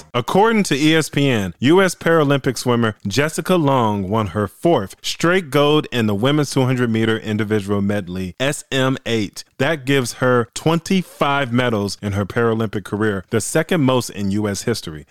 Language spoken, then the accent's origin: English; Illinois, United States; my home state of Illinois